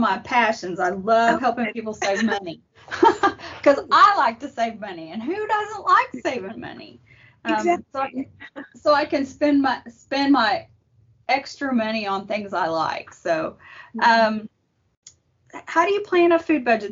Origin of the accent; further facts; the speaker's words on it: Arlington, Texas, United States; now in Kaufman County, United States; I was raised in Arlington and Tarrant County, so it's close enough to home.